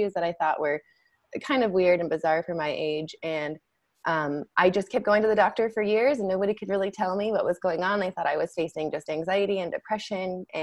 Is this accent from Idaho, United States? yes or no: yes; Salmon, Idaho, United States; moved away as an adult; also born or lived in Boise, Idaho; I grew up in Salmon, Idaho, which is a small town in southeast Idaho